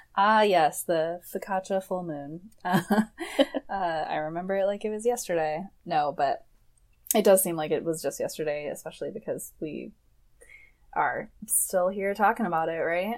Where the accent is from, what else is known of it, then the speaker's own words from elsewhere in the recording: Michigan, United States; moved away as an adult; now in Portland, United States; I am from Michigan originally